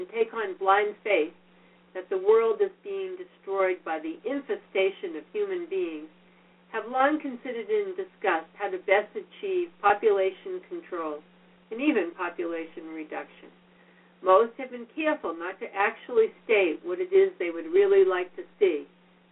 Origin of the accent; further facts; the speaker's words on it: Massachusetts, United States; I was raised in Massachusetts in the 40s and early 50s.